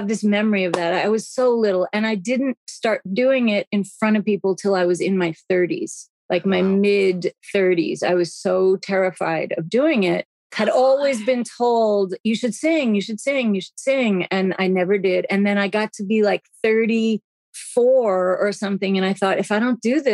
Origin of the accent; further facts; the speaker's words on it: New York City, New York, United States; I grew up in New York City